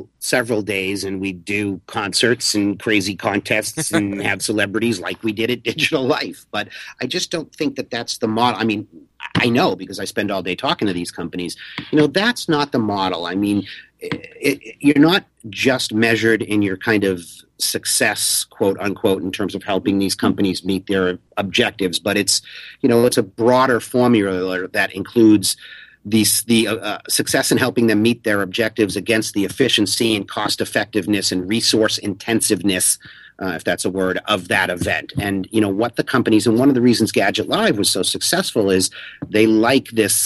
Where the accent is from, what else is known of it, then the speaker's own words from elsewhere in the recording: Boston, Massachusetts, United States; now in New York, United States; I'm actually a Bostonian who lives in New York